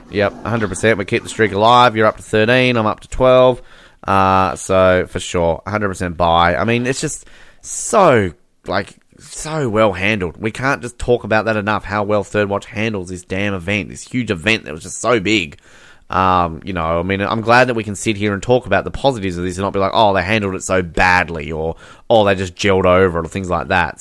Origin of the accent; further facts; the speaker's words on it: Australia; I'm Australian